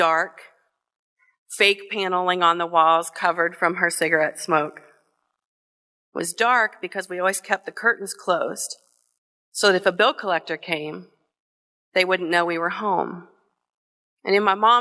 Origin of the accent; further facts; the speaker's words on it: Kenton, Ohio, United States; the tiny little apartment that I grew up in Kenton, in Hardin County in Northwest Ohio